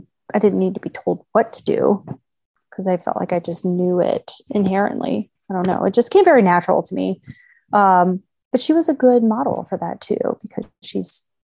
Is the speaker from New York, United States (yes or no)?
no; Kentucky, United States; moved away as an adult; also born or lived in Virginia; now in Indiana, United States; I was born in Virginia, grew up in Kentucky, moved to Indiana with my husband.